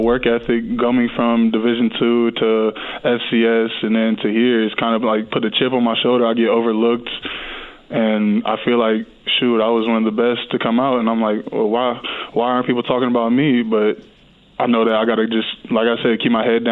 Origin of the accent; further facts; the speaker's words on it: Ohio, United States; I'm from Ohio, so, you know, I'm used to the cold weather